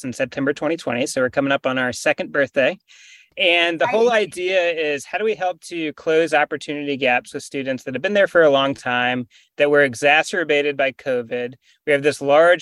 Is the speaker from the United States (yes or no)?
yes; North Carolina, United States; also born or lived in Winston-Salem / Charlotte / the Triangle; I grew up in North Carolina. I was born in Winston-Salem, went to high school, public high school in Charlotte, and have lived in the Triangle for the last decade or so